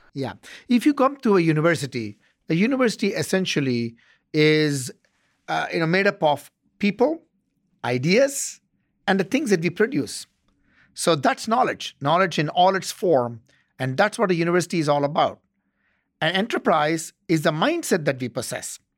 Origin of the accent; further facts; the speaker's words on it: South India, India; moved away as an adult; also born or lived in Bangalore, India / Chennai, India / Ottawa, Canada; now in Arizona, United States; I grew up in South India